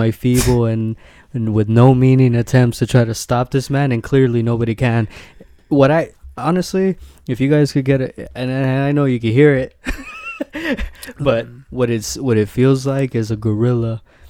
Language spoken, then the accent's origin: English; Liverpool, North West England, United Kingdom; I'm from Liverpool.